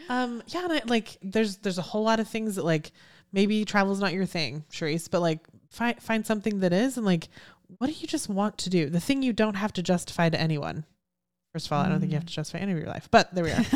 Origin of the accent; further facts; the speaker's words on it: Houston, Texas, United States; I'm from Houston. I was here when Enron went belly up